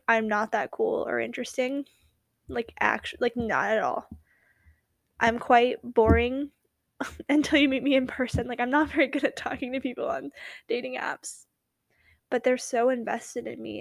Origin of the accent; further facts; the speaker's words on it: West Coast, United States; accent: Valley Girl; I was from the West Coast